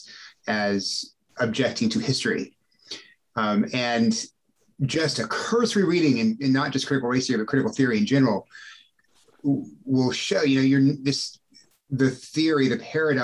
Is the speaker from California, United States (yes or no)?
no; Corpus Christi, Texas, United States; I grew up in a South Texas public school in a rural area. I was raised in Corpus Christi